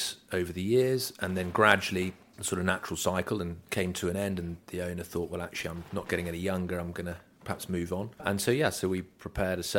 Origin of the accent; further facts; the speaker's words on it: just outside Aldborough, Norfolk, East of England, United Kingdom; moved away; I grew up just outside Aldborough, so I used to play a bit of rugby for Holt